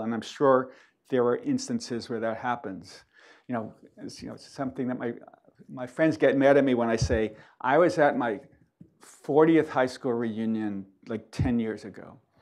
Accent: New York, United States; I'm from New York

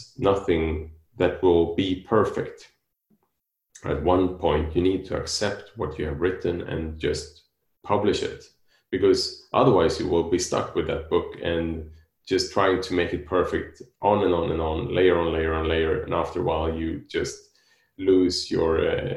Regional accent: Sweden; now in Spain; I am living in Spain and I'm from Sweden

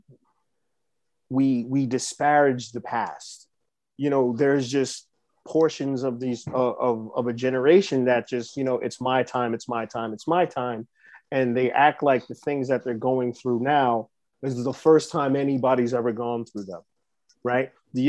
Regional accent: New York City, New York, United States; growing up in the Bronx

